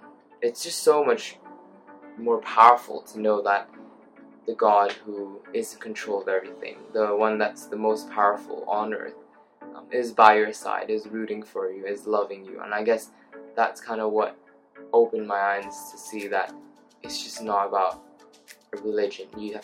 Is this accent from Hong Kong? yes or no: yes; Hong Kong; also born or lived in Thailand; now in Surrey, United Kingdom; I'm from Hong Kong. Lived in Thailand for a little bit. And now I study at the University of Surrey